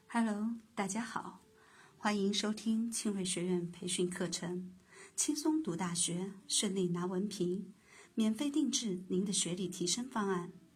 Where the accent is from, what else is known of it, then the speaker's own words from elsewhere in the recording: China; 在我国国内